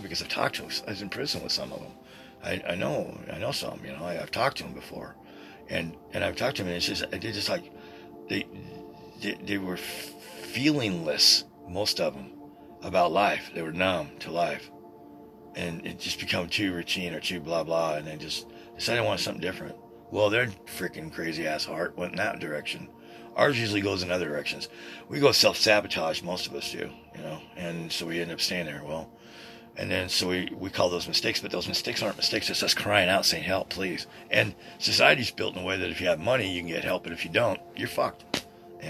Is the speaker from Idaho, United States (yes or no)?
yes; Boise, Idaho, United States; over the Sears store down here in downtown Boise when I was a kid